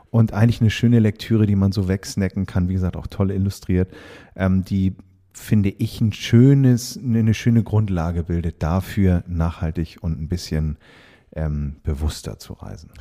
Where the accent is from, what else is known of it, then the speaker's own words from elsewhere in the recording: Hamburg, Germany; ich bin Hamburger Jung